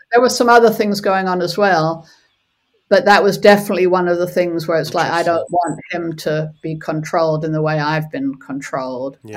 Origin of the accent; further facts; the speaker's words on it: South Africa; moved away; also born or lived in California; I was born in South Africa and was from a very young age, from the age of about five, was aware of apartheid